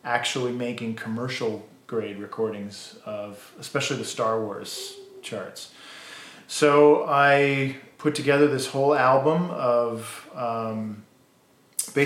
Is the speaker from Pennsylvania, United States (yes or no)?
no; South Windsor, Connecticut, United States; moved away; also born or lived in Pittsburgh; I grew up in a little town outside of Hartford, Connecticut, South Windsor, Connecticut.